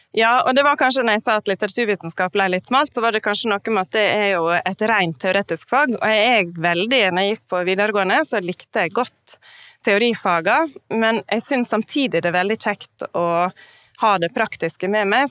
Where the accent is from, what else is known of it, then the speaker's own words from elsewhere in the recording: Norway; also born or lived in Oslo; now in Northern Norway; Jeg er jo ikke fra Nord-Norge, men jeg er fra en liten plass